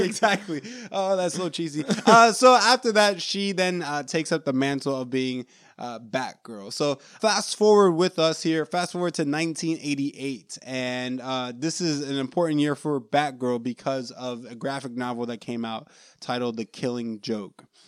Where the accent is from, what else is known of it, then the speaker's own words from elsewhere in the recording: New York, United States; I was born in New York